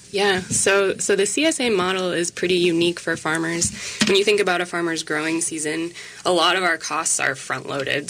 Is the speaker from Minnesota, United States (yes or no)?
yes; Minneapolis, Minnesota, United States; now in Wabasha, United States; I grew up in the Twin Cities, so it feels like coming home